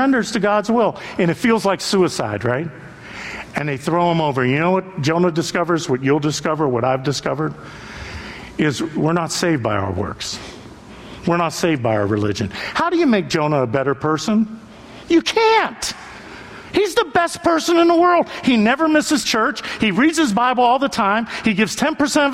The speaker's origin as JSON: {"language": "English", "town": "Youngstown", "region": "Ohio", "country": "United States", "tie": "born or raised there", "moved": "yes", "said": "I'm from Youngstown, Ohio"}